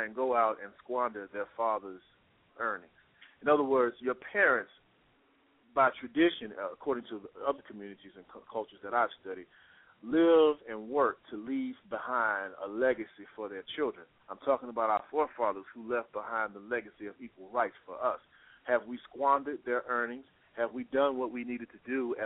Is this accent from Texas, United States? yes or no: yes; Texas, United States; now in Atlanta, United States